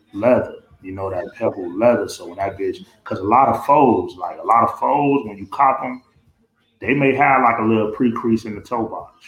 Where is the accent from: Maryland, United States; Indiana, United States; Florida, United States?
Florida, United States; Miami; I'm at Holmes Elementary. I'm in Liberty City